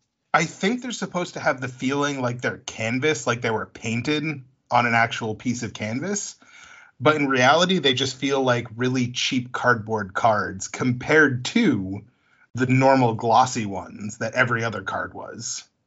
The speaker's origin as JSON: {"language": "English", "region": "New England", "country": "United States", "said": "I'm from New England. I'm sorry, I don't drink either. I drink Moxie."}